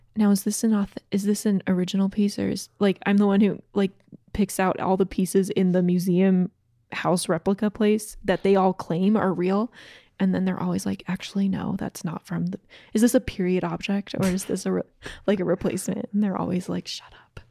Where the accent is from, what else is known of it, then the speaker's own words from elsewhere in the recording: Lake Lanier, Georgia, United States; I grew up on Lake Lanier in Georgia